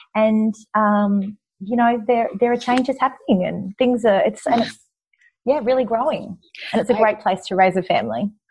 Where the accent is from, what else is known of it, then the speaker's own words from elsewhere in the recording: Young, New South Wales, Australia; We lived, I was from Young, a country town, and we lived out of town